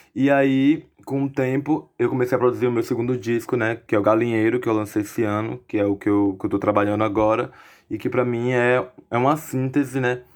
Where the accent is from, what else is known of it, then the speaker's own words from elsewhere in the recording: Alagoinhas, Bahia, Brazil; also born or lived in Salvador; eu sou de Alagoinhas, do interior da Bahia. Eu nasci em Salvador, mas sou de Alagoinhas, vivi minha vida toda aqui em Alagoinhas